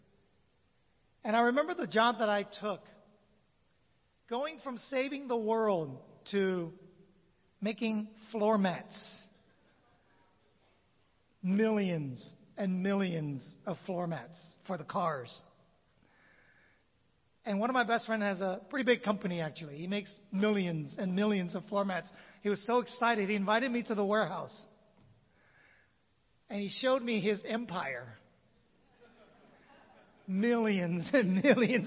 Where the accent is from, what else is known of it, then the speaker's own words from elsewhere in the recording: San Francisco, California, United States; moved away as an adult; also born or lived in Vietnam; I was born in Vietnam in 1966. The country fell. My dad worked for the State Department. And right before the fall of Saigon, 75, we emigrated to America, San Francisco to be particular